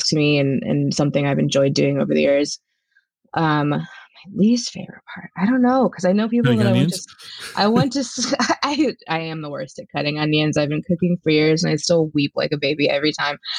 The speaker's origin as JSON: {"language": "English", "town": "San Luis Obispo", "region": "California", "country": "United States", "tie": "born or raised there", "moved": "as an adult", "lives_now": "Seattle, United States", "said": "I'm originally from San Luis Obispo, California. I've been living in Seattle for the last seven years now"}